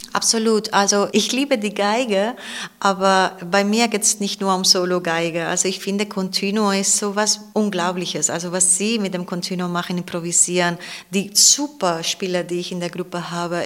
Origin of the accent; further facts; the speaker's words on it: Cartagena, Region of Murcia, Spain; German is a second language; also born or lived in Ibiza; now in Weimar, Germany; ich bin nicht da aufgewachsen, sondern im Festland, in Cartagena, das ist im Südosten Spaniens, am Meer